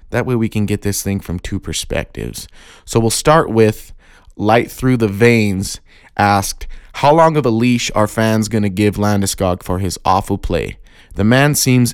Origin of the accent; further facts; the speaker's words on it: Pueblo, Colorado, United States; a local hockey team, hockey club here in my hometown called the Pueblo Bulls